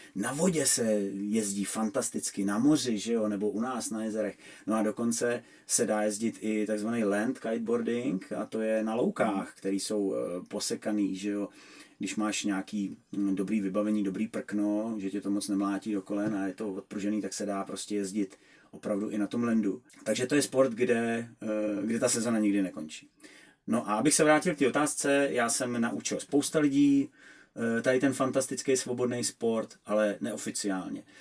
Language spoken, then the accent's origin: Czech; Czechia; u nás v Čechách